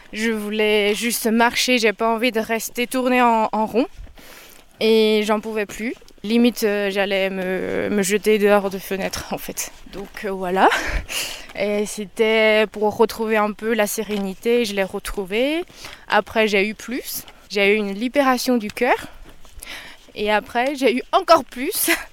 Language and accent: French; China; moved away as an adult; now in France; Je suis chinoise d'origine, mais je suis française aujourd'hui.